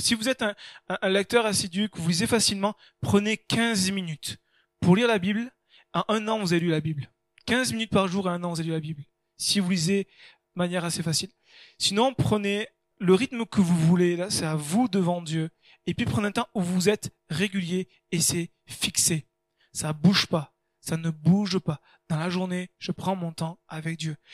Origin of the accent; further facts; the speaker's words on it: France; nous on est français